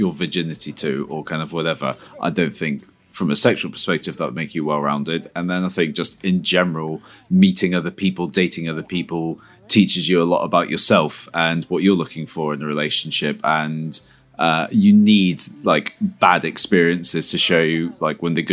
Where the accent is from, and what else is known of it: Bristol, South West England, United Kingdom